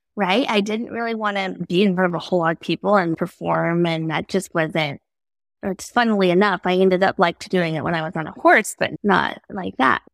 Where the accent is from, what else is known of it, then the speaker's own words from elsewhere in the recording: Tyler, Texas, United States; I'm from East Texas, Tyler